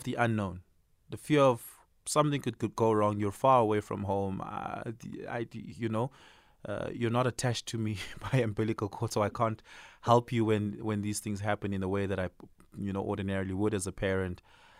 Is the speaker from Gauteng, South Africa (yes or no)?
yes; Johannesburg, Gauteng, South Africa; And especially because we're from Johannesburg, we've lived here all our lives.